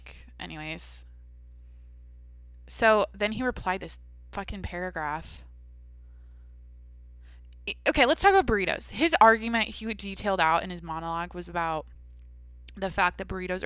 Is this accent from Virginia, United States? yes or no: no; Washington, United States; where I grew up in Washington